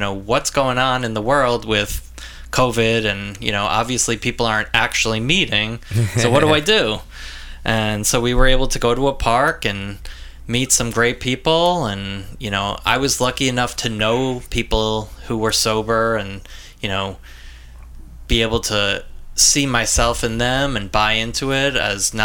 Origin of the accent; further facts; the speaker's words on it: Long Island, New York, United States; I'm from Long Island, born and raised here